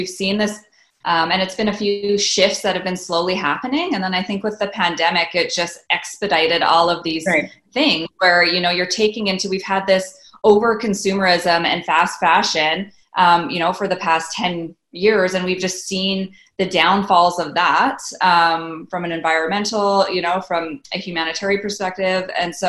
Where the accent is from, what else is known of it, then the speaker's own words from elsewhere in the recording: Canada; So it just never really made sense as a Canadian consumer.